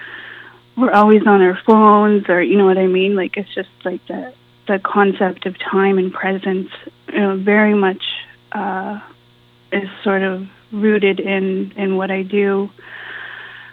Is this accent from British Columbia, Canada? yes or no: no; Kiwajing 37 First Nation, northwestern Ontario, Canada; I'm from the Kiwajing 37 First Nation in northwestern Ontario.